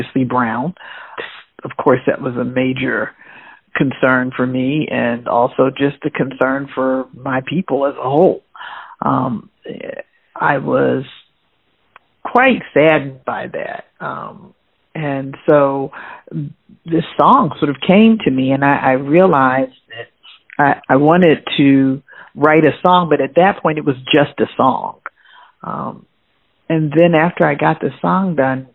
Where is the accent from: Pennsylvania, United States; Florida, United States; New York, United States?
Pennsylvania, United States; Philadelphia; I was born in Philadelphia